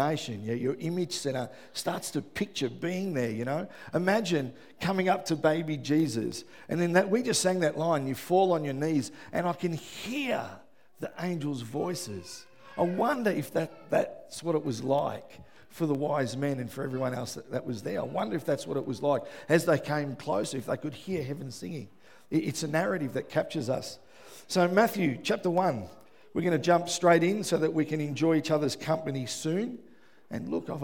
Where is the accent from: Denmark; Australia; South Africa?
Australia; Melbourne, Victoria; I grew up in West Footscray.